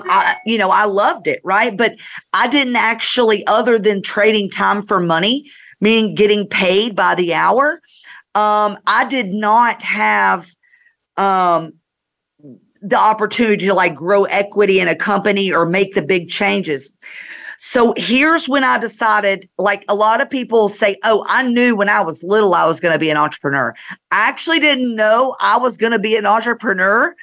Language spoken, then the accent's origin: English; North Georgia, United States; I grew up in North Georgia